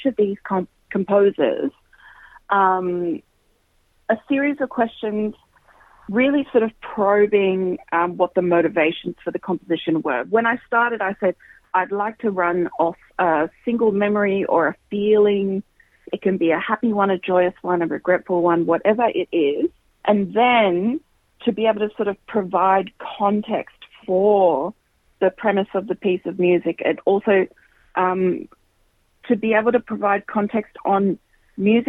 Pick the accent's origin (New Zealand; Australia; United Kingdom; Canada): Australia; Queensland; I grew up in Queensland